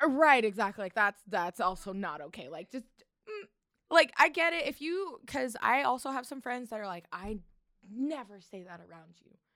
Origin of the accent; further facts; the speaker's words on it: St. George, Utah, United States; also born or lived in California; I was born in sort of raised in California, but like we were saying, with the tween years, like, I feel like Utah, like, Saint George is where I, like, found myself